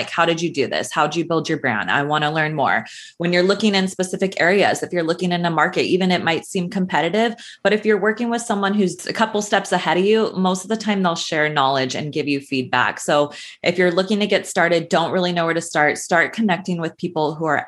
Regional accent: California, United States; now in Los Angeles, United States; So I grew up in Northern California.

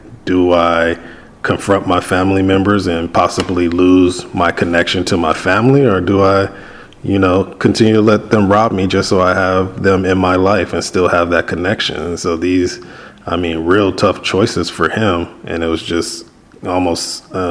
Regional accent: Compton, California, United States; growing up in Compton, and I know we talked about me growing up

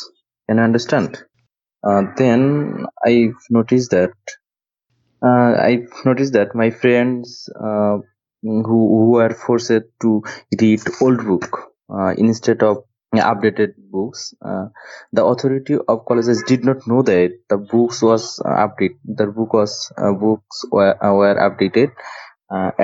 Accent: Bangladesh; I am from Bangladesh, and I have been working with Bangladeshi rural education for 5 years. The truth fact is that at the age of 18, I established a college in my hometown.

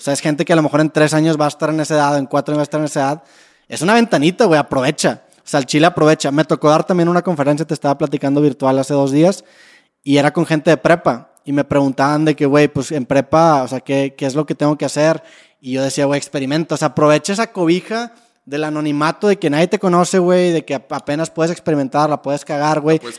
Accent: Monterrey, Nuevo León, Mexico; nosotros como regios

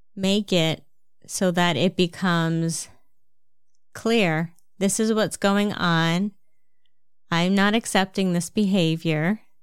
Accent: New Jersey, United States; accent: New Jersey; my New Jersey accent

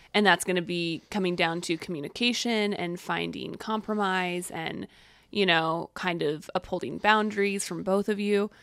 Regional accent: the Bible Belt, United States; I grew up in the Bible Belt

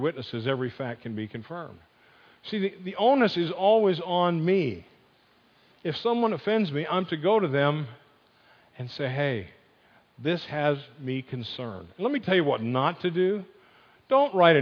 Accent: Northeast, United States; moved away; I grew up in the Northeast. I've converted. I'm not a Yankee anymore

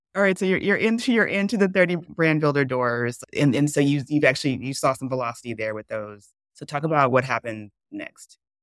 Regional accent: the South, United States; I grew up in the South. My family's from the South

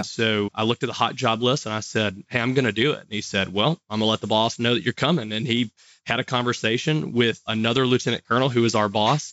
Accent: Monroe, Louisiana, United States; I'm from Louisiana. You probably can't tell by the accent, and I get that a lot, but I was born in Monroe, which is the northeast part of Louisiana. Graduated from high school here

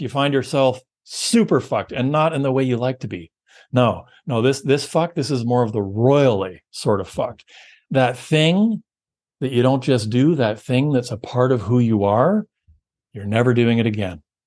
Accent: Canada; we're Canadian

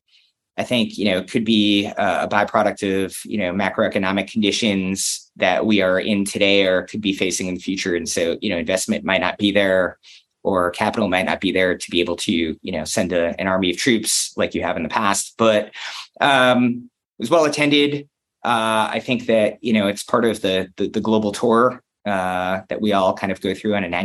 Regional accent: United States; I'm an American who's in Cologne

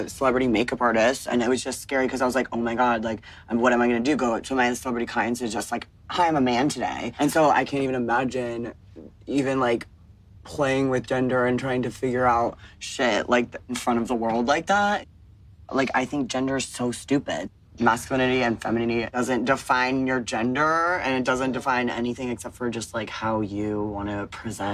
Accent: Arizona, United States; I'm from Arizona, where it's very, like, conservative.

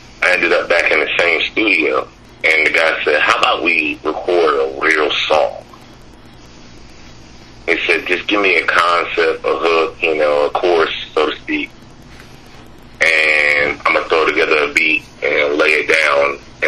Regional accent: Dothan, Alabama, United States; also born or lived in Jamestown, New York / Buffalo, New York; I'm from Dothan, Alabama.

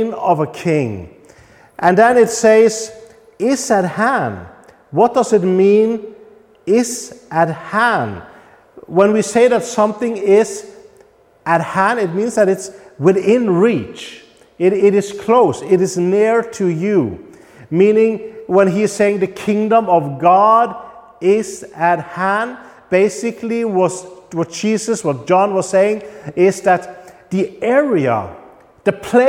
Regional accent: Norway; now in Poland; I'm from Norway. That gives me certain rights because I belong to the Norwegian kingdom

